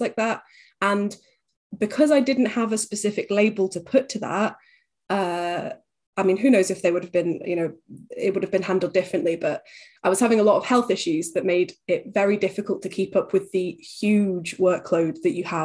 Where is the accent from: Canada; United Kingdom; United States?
United Kingdom; Huddersfield, Yorkshire and the Humber; moved away as an adult; I'm originally from Huddersfield in West Yorkshire.